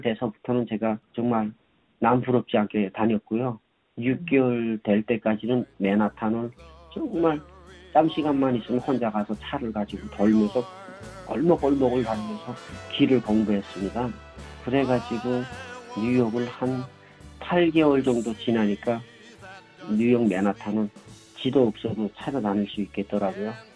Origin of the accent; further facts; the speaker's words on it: North Korea; moved away as an adult; also born or lived in North Carolina, United States / Pennsylvania, United States; now in New York, United States; 저는 북한에서 온 사람이라고